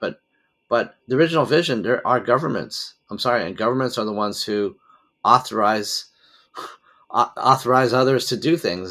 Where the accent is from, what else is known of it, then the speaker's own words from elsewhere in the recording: United States; moved away; I'm originally an American citizen